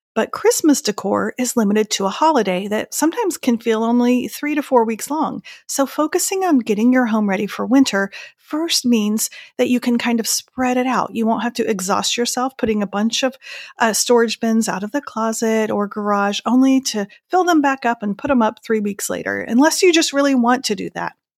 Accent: Indiana and Iowa, Midwest, United States; now in North Carolina, United States; growing up in Indiana and Iowa

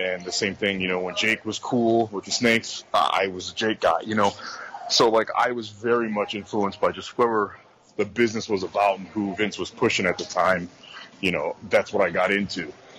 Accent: Midwest, United States; You know, I appreciate kind of growing up in the Midwest here.

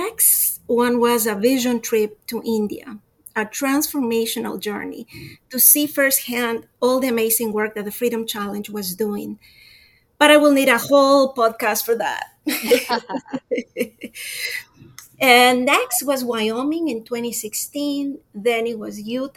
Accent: Quito, Pichincha, Ecuador; now in Florida, United States; I'm from Quito, Ecuador. I moved to sunny Florida 31 years ago.

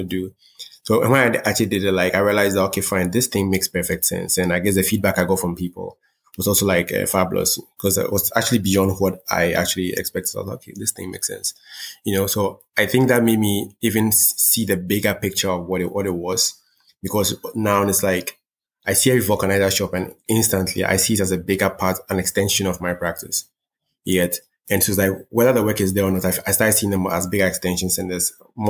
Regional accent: Ghana; I was born here. I wasn't born in, let's say, one of the major art centers of the world. I was born in Ghana.

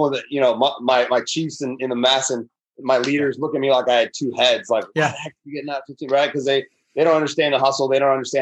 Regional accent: Chicago, Illinois, United States; moved away as an adult; I grew up in the Chicagoland area

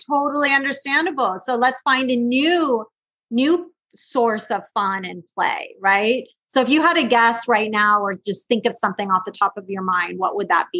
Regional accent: West Coast, United States; Like it was snowing out and a lot of snow and I'm from the West Coast. So snow is like really fun for me.

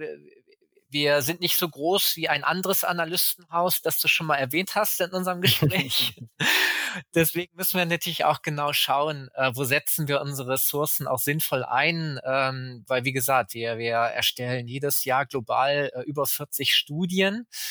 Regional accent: Germany; ich selbst lebe auch in Deutschland, bin auch Deutscher

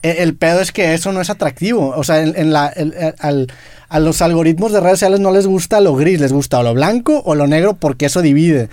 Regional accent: Monterrey, Nuevo León, Mexico; siendo regio

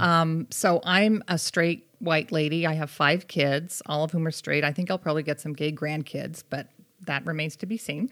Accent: Boston, Massachusetts, United States; also born or lived in Connecticut; now in Utah, United States; I grew up in the Boston area

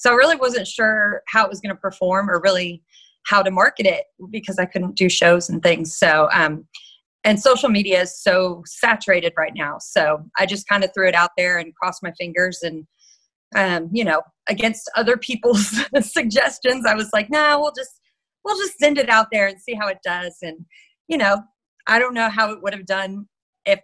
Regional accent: Fort Worth, Texas, United States; also born or lived in Detroit, Michigan; born in Detroit. So I say that I was Motown born, but Cowtown raised

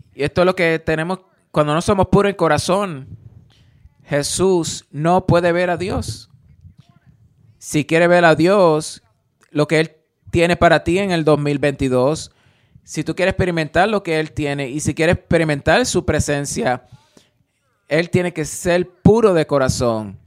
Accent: Alabama, United States; yo crecí en, en Alabama

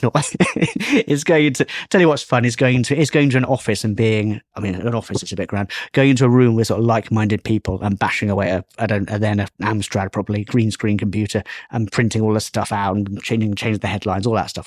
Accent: Bristol, South West England, United Kingdom; moved away; also born or lived in Leeds; I'm from Bristol

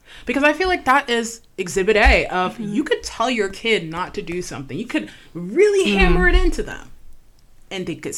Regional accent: Jamaica; We're Jamaican, by the way, y'all.

